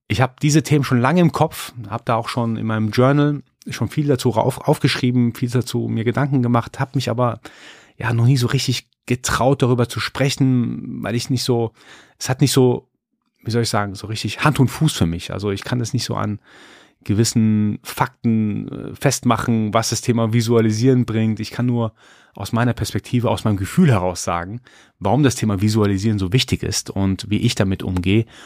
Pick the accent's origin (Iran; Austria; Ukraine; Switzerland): Iran; born there; als gebürtiger Iraner, als gebürtiger Perser, ist das Schamgefühl, das kriegt man so irgendwie rein verpflanzt von seiner Kultur.